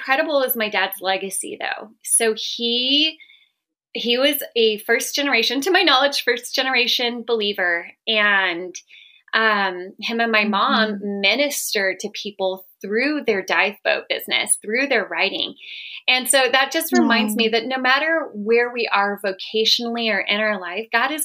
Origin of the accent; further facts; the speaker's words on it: Southern California, United States; moved away as an adult; also born or lived in Colorado / Salt Lake City; now in Northern Nevada, United States; I grew up in Southern California